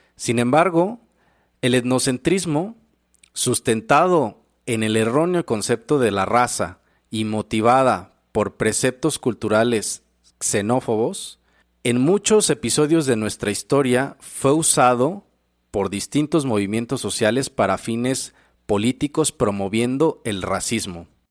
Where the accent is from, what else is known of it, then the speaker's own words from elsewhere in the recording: Mexico; Nosotros como mexicanos